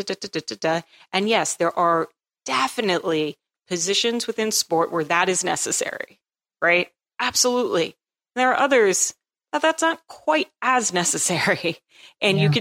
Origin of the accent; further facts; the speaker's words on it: New England, United States; I grew up in New England.